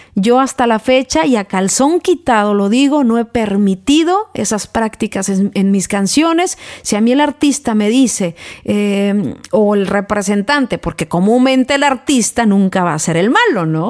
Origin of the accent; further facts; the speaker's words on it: Mexico; now in United States; soy mexicana, pero eh, radico en Estados Unidos